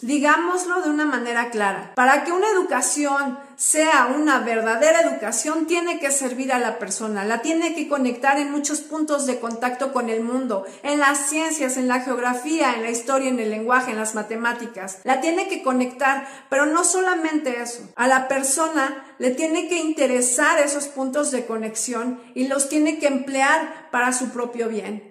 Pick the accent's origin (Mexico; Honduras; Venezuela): Mexico; en mi país, en México